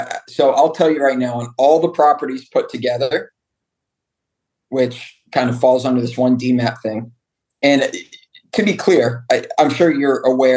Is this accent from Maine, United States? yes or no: no; Colorado, United States; moved away; I grew up in Colorado